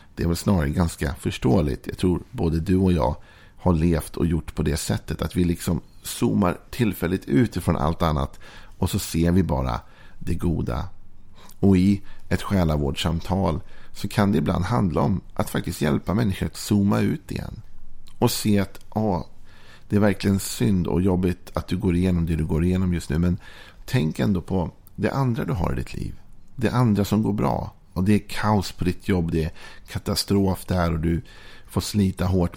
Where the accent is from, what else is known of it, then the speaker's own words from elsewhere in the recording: Sweden; vi är svenskar